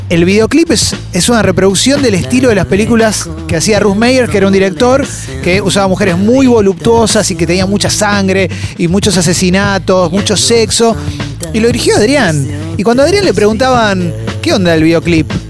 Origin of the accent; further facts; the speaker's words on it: Lanús, Buenos Aires Province, Argentina; Hola gente, soy de Lanús